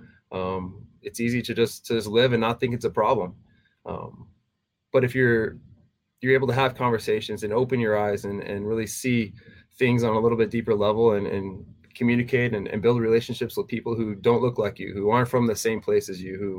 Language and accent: English; Texas, United States; moved away as an adult; also born or lived in Tennessee; if I was living in my hometown, you know, back in Texas